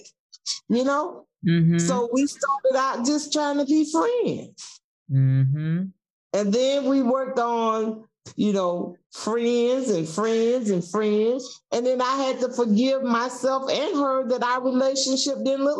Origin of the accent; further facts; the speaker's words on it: South Georgia, United States; moved away as an adult; I'm from South Georgia, and I can hear my home economic teacher, Mrs. Lewis, say, we raise cattle, but we rear children